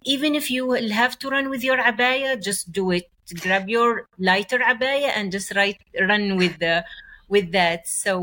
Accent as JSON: {"language": "English", "country": "Oman", "tie": "born or raised there", "second_language": "English", "said": "I was like in my hometown at the village"}